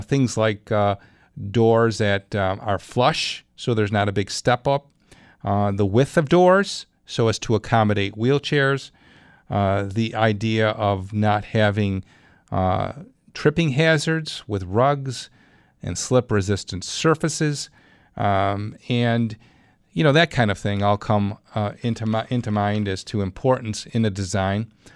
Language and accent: English; Clarence, New York, United States; my hometown, Madeline and Clarence